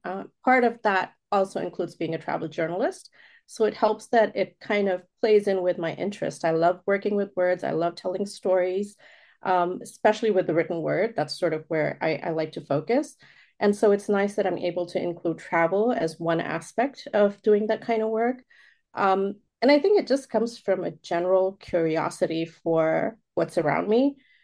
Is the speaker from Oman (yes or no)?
yes; Oman; also born or lived in India; I was born in India, but raised outside of the country in Oman. And so just having that differentiation of, okay, this is where I'm really from, but this is where home is for the most part.